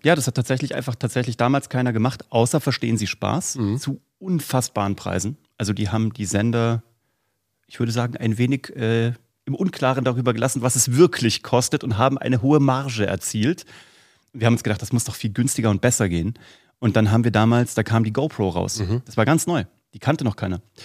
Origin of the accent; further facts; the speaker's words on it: Vellmar, Hesse, Germany; von der Stadt Fellmar, wo ich herkomme